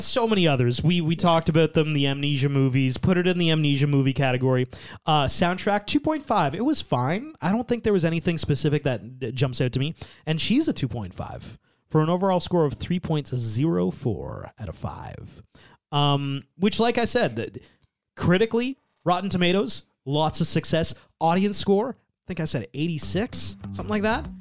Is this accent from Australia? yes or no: no; Canada; we we are Canadian